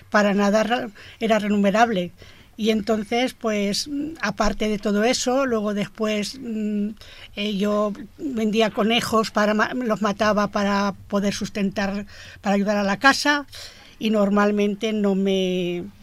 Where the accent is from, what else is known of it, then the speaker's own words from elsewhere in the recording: Camporrobles, Valencian Community, Spain; Sí, soy de Campo Robles.